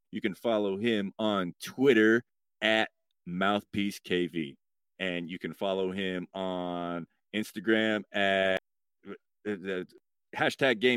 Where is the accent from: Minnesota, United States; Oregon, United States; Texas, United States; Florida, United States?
Oregon, United States; God now, damn, I'm from Oregon.